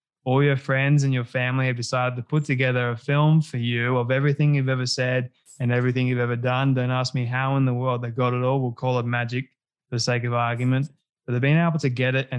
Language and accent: English; Australia; I'm Aussie